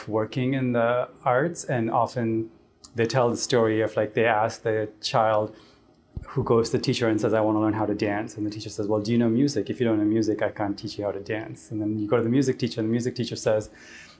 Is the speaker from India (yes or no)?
yes; Chennai, Tamil Nadu, India; now in Nashville, United States; growing up in India, I was growing up in Chennai